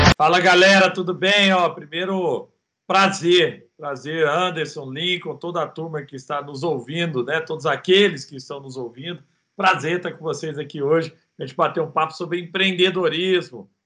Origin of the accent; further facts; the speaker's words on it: Araguari, Minas Gerais, Brazil; accent: country (roça) accent; moved away as an adult; also born or lived in Rio de Janeiro; Eu sou de Araguari. Araguari é Guerre para quem fala inglês, e Guerre fica no Triângulo Mineiro